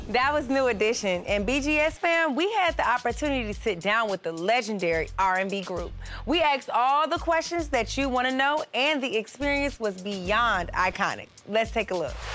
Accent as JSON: {"language": "English", "region": "the South", "country": "United States", "said": "I come from the South too"}